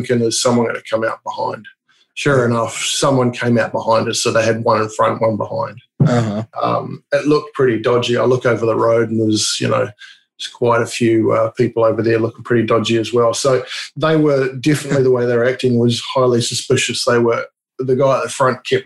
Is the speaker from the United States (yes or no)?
no; New Zealand; also born or lived in England; now in Australia; I'm from New Zealand, but I've lived in England and now in Australia